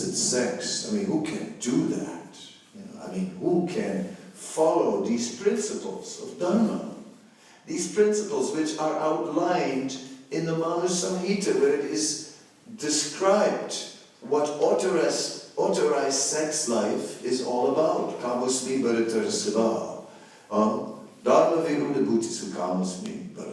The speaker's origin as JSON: {"language": "English", "country": "Netherlands", "said": "I am from the Netherlands"}